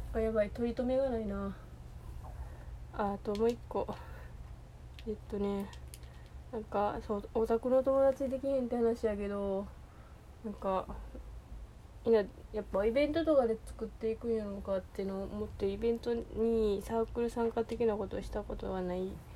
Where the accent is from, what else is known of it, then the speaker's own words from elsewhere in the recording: Osaka, Japan; accent: Kansai dialect; 私も大阪に住んでたので